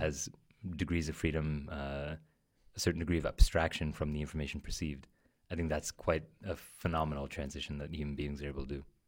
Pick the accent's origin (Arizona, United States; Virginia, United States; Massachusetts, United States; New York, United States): New York, United States; New York City; I'm from New York, uh, from Queens, and, um, my family are, are Armenian immigrants, so grew up with a lot of different languages in the house